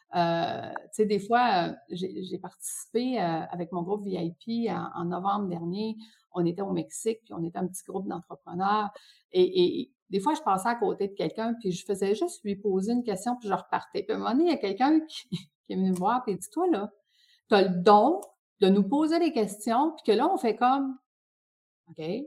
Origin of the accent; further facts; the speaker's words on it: Quebec, Canada; j'ai grandi au Lac-Saint-Jean